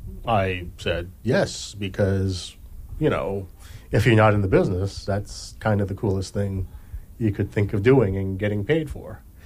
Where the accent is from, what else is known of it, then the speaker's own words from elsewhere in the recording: Hawaii, United States; moved away; I'm from Hawaii originally